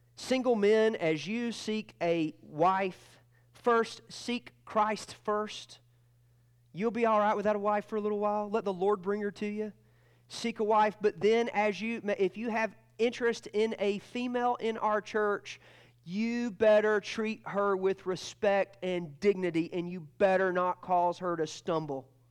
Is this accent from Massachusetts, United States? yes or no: no; Georgia, United States; And I'm from Georgia, not Alabama